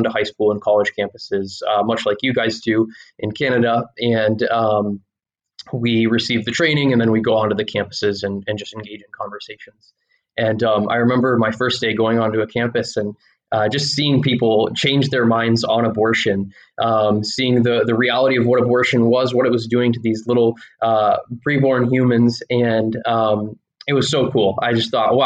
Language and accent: English; Fort Wayne, Indiana, United States; we grew up in Fort Wayne, Indiana